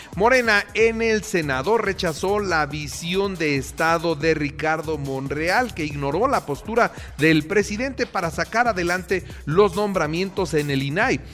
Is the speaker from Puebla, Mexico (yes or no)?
yes; Puebla, Mexico; yo antes que priista soy poblano